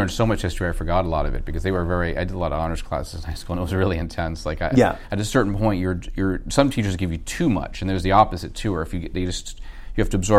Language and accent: English; outside of Boston, Massachusetts, United States; moved away as an adult; also born or lived in New York; I grew up outside of Boston, I went to NYU